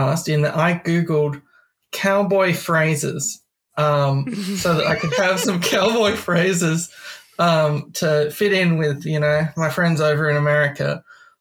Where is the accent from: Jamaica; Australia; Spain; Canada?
Australia; from Australia